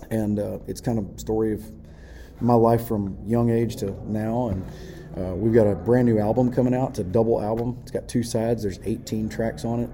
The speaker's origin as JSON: {"language": "English", "region": "Texas", "country": "United States", "said": "I came from Texas"}